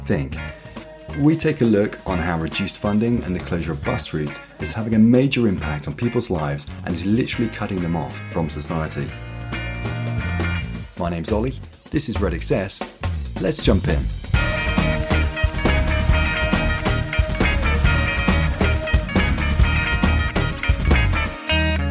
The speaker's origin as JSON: {"language": "English", "country": "United Kingdom", "said": "we're British"}